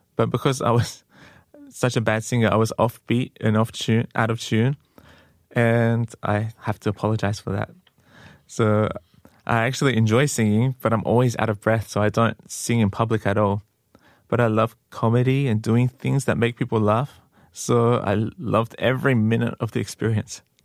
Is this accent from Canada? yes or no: no; Australia; moved away as an adult; now in Korea; I'm from Australia, and I've been in Korea for a few years now.